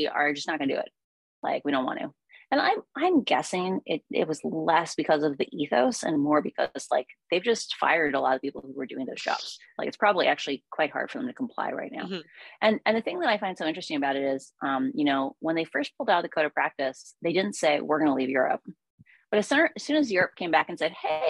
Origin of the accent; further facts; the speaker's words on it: Iowa, United States; I grew up in Iowa.